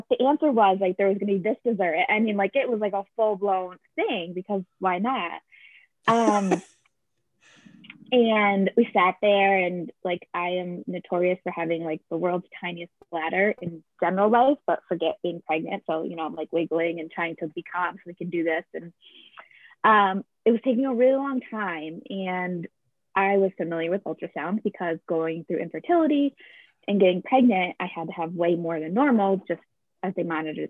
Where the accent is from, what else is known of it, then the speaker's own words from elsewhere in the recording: Capital District, New York, United States; I grew up in the Capital District and came back here after college